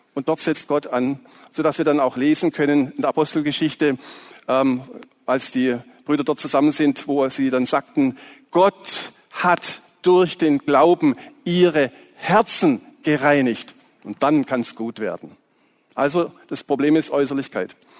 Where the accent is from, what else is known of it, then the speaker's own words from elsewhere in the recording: Swabia, Baden-Württemberg, Germany; accent: Swabian; aus meiner Heimat, ihr hört vielleicht, dass ich ein bisschen Schwäbisch spreche, die Liebenzeller Mission